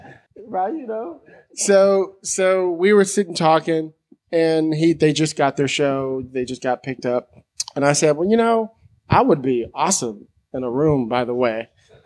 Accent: San Francisco, California, United States; I'm from San Francisco. You know, it was like I grew up in the whole mob punk rock scene.

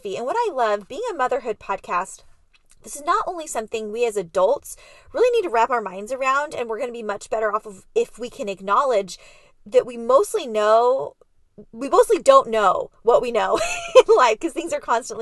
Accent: San Diego, California, United States; also born or lived in Ann Arbor, Michigan / Virginia; I was raised in San Diego and have lived all over.

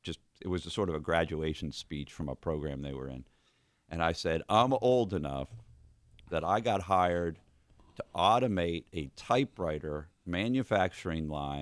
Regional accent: outside of Boston, Massachusetts, United States; moved away as an adult; now in Kentucky, United States; I've been in Kentucky since 1985. I tell the story. I grew up outside of Boston. Went to my state university, University of Massachusetts.

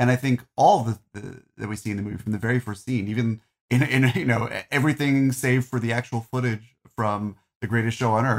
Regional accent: New Jersey, United States; also born or lived in Arizona / California; I grew up in New Jersey. We're the only Jews in town. Then we moved to Arizona and then we moved to California and I was bullied for being a Jew.

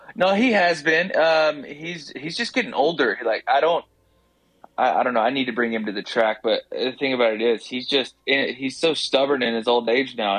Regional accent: Tennessee, United States; I'm I'm from Tennessee

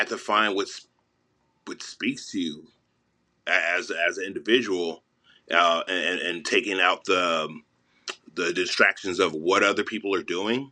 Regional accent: Los Angeles, California, United States; I'm from Mid-City, Los Angeles

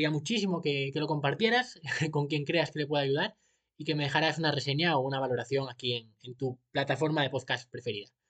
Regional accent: Asturias, Spain; now in Seville, Spain; Yo ahora vivo en Sevilla aunque soy de Asturias, pero vivo en Sevilla con mi mujer.

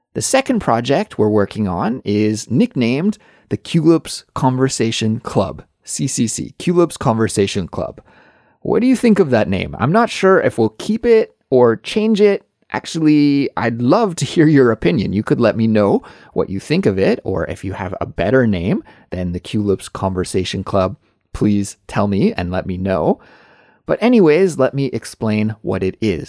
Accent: Kelowna, British Columbia, Canada; moved away as an adult; now in Seoul, South Korea; Kelowna is my hometown, but that I hadn't lived there for at least fifteen years

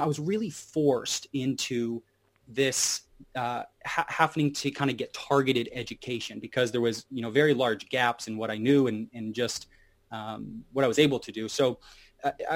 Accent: Hot Springs, Arkansas, United States; moved away; I was from Hot Springs, Arkansas, down south in the USA

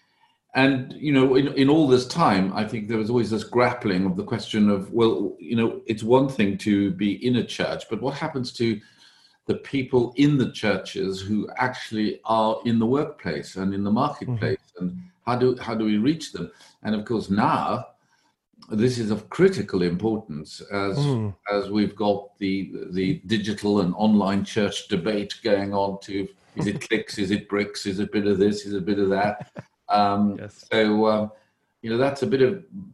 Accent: South Africa; moved away as an adult; also born or lived in Cambridge, England; now in London, United Kingdom; I was born in South Africa, came to study in England, Cambridge University

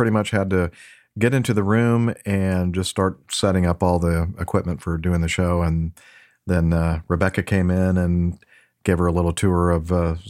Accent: Japan; Although I am from Japan, I want to become a pilot, especially an airline pilot, in the future in the U.S.

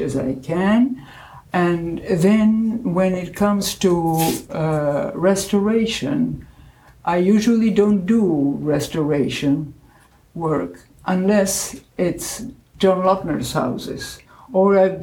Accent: Argentina; English is a second language; moved away as an adult; also born or lived in Belgium; now in United States; I was only 4 years old when I moved from Belgium to Argentina.

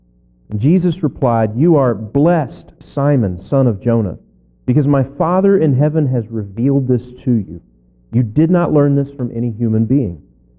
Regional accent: Kentucky, United States; also born or lived in Northwest Arkansas; now in Arkansas, United States; I grew up in Kentucky, but no place had ever felt like home like Northwest Arkansas.

